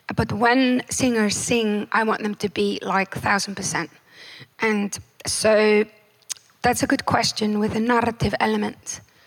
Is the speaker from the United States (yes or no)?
no; Iceland; born or raised there